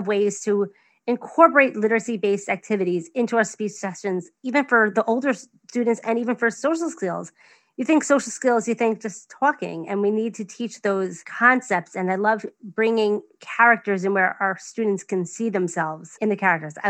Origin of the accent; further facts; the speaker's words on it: New York, United States; accent: New York; my New York accent